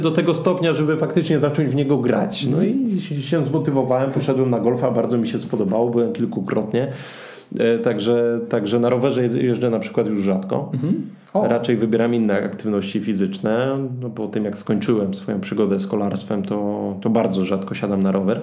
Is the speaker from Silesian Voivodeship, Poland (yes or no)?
yes; Zabrze, Silesian Voivodeship, Poland; ja dokładnie akurat jestem z Zabrze